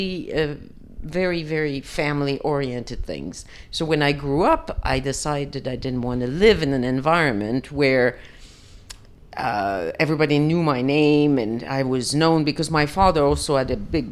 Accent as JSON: {"language": "English", "area": "Île d'Orléans", "region": "Quebec", "country": "Canada", "tie": "born or raised there", "moved": "as an adult", "lives_now": "Antigua, Guatemala", "said": "I was born on the island of Orleans, which is in the St. Lawrence River, just right at the junction of Quebec"}